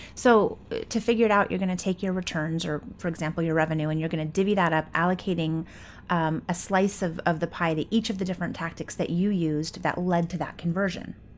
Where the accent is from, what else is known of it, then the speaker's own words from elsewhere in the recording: Coeur d'Alene, Idaho, United States; in my hometown, Coeur d'Alene, Idaho, northern Idaho